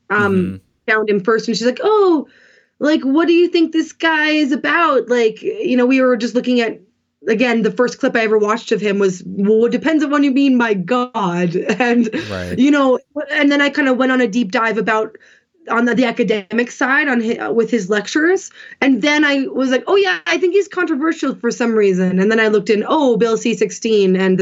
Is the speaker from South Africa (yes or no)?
no; Canada; I am Canadian, but my part of my family, or my mom's side, is American, and they're all Republicans.